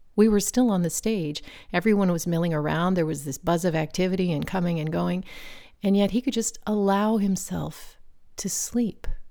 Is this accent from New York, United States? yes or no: no; Virginia, United States; We belonged to a local swim club where I grew up in Virginia